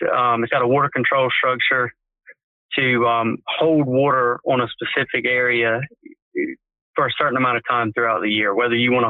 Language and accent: English; Hyde County, North Carolina, United States; I was born and raised in Hyde County